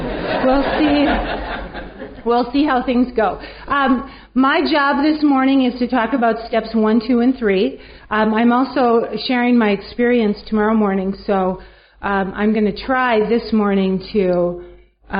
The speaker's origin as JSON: {"language": "English", "town": "Minneapolis", "region": "Minnesota", "country": "United States", "said": "I'm from Minneapolis, Minnesota"}